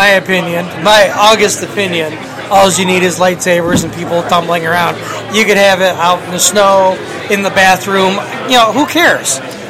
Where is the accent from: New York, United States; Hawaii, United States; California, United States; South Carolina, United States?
New York, United States; South Side; I grew up on the South Side